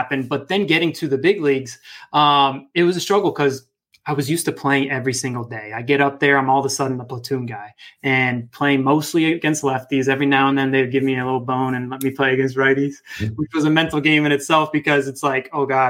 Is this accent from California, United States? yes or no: no; Northern Virginia, United States; where I grew up in Northern Virginia